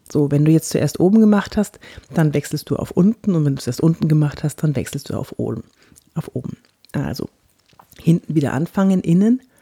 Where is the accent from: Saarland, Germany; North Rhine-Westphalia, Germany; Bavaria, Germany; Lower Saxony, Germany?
Bavaria, Germany; accent: Franconian; Ja, da hatte ich auch noch einen ganz schlimmen fränkischen Akzent. Ich komme ja aus Franken und äh, da redet man ja so.